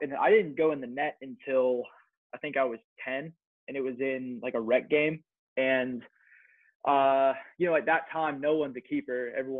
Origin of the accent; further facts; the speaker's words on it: North Versailles, Pennsylvania, United States; also born or lived in West Chester, Pennsylvania; So I'm from North Versailles, Pennsylvania, which is 10 miles east of Pittsburgh. And so I went to East Allegheny High School, went to EA my entire life.